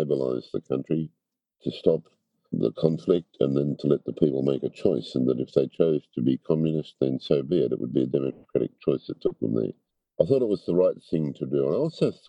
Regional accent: Longwarry, Victoria, Australia; I grew up on a dairy farm at Longwarri, about 60k east of Melbourne.

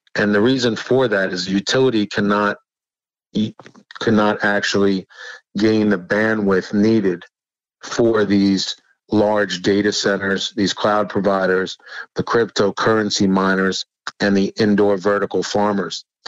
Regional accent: New York City, New York, United States; moved away; I'm from originally from New York. Yes, born in the Bronx, which uh, actually in Riverdale, the Bronx

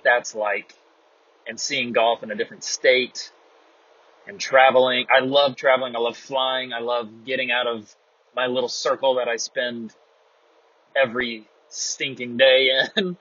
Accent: North Carolina, United States; now in Apex, United States; We're both from North Carolina. We are now both from the Triangle of North Carolina. He's from Cary. I'm now from Apex

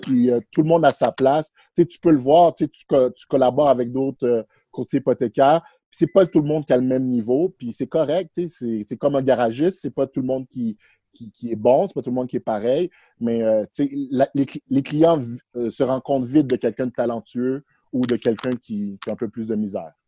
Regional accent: Montreal, Quebec, Canada; also born or lived in Haiti; je suis un, petit gars de Montréal, c'est ça que j'aime dire. J'ai grandi ici. Euh, je suis né en Haïti. je suis venu à Montréal à l'âge de 6 ans

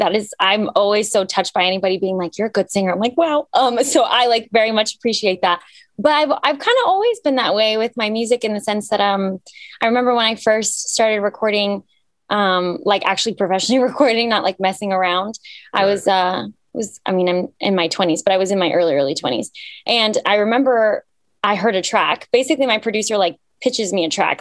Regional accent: Cyprus; now in Atlanta, United States; I was born in Cyprus, which is in the Mediterranean

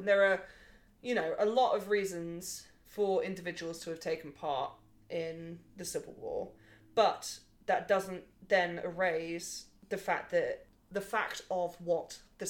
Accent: England, United Kingdom; I'm English

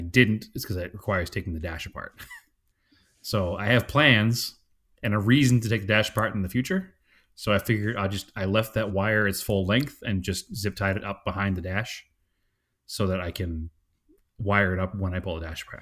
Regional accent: Salem, Massachusetts, United States; accent: Boston; now in Phoenix, United States; We're from, from Salem.

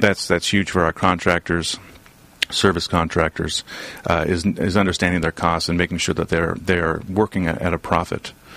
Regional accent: Southern California, United States; also born or lived in Boston; I was born and raised here in Southern California

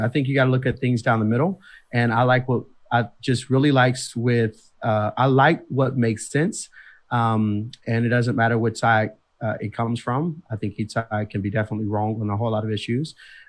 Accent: Detroit, Michigan, United States; now in Grand Rapids, United States; I'm born and raised in Detroit, Michigan.

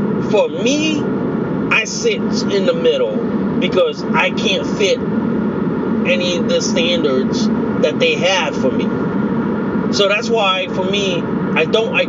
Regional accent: United States; I'm Laotian American.

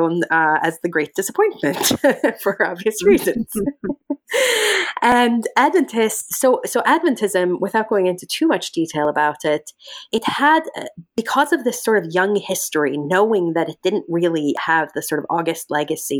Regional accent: Norway; moved away; My mother's from Iraq, my father's from Norway, and I grew up in Norway

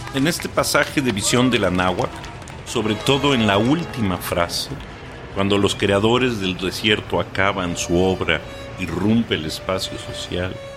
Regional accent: Mexico City, Mexico; somos los habitantes de la Ciudad de México

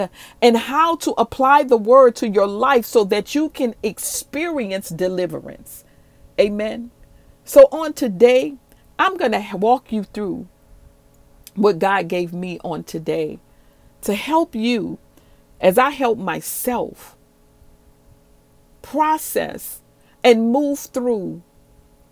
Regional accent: New Orleans, Louisiana, United States; moved away as an adult; also born or lived in Dallas-Fort Worth, Texas; I'm originally from New Orleans

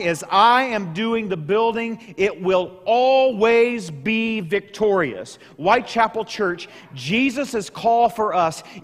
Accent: Southeast Missouri, United States; growing up in Southeast Missouri, where I grew up

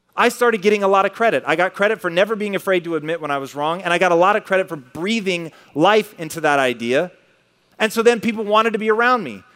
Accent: Tacoma, Washington, United States; as a kid growing up in Tacoma

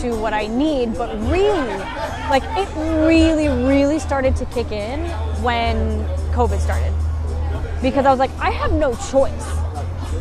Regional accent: United States; growing up in American society

